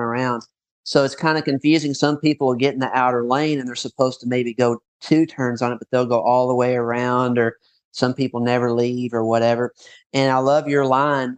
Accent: Paducah, Kentucky, United States; moved away; also born or lived in Florida; my hometown in Paducah near Murray

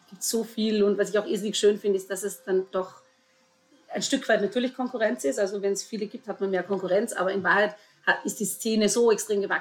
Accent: Vorarlberg, Austria; äh, ich komme aus Vorarlberg, auch wenn ich meinen Dialekt inzwischen gut vertuschen kann.

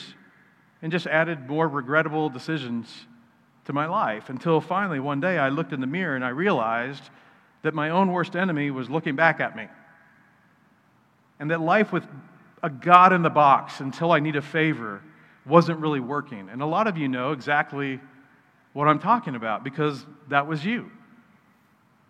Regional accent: Wichita, Kansas, United States; also born or lived in Wisconsin; When I was 8, my dad and I moved to Wichita

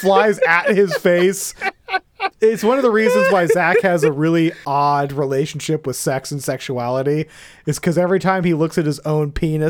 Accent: Florida, United States; I grew up in Florida and it's gross.

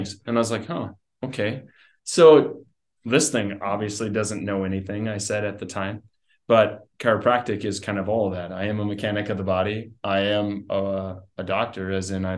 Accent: South Heart, North Dakota, United States; also born or lived in Dickinson, North Dakota; I grew up in Dickinson here. Well, actually, South Hart, went to high school at South Hart and farm and ranch

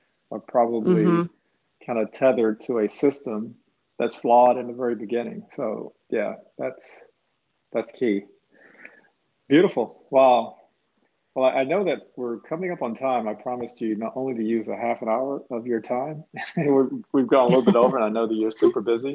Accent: East Coast, United States; I grew up on the East Coast. Well, most of my life has been on the East Coast

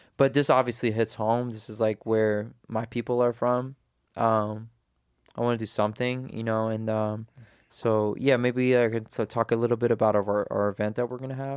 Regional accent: United States; I was born in America, my parents are Afghan

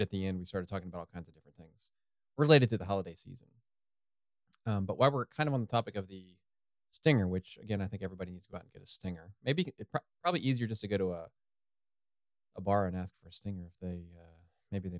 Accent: Ohio, United States; we're from Ohio.

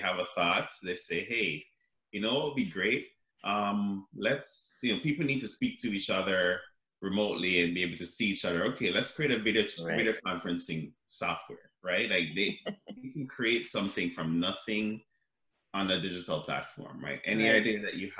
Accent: Jamaica; now in Canada; I grew up in Jamaica

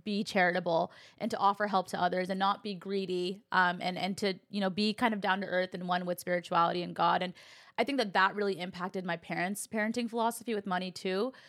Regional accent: California, United States; I actually had a very similar dynamic in my household too, growing up in California

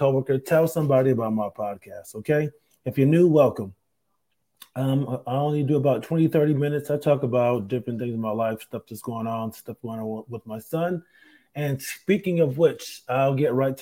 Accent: Rochester, New York, United States; moved away; up there in my hometown at the Carlson

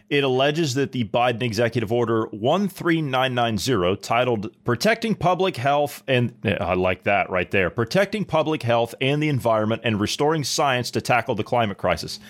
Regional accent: Columbus, Ohio, United States; moved away; I'm from Columbus, Ohio

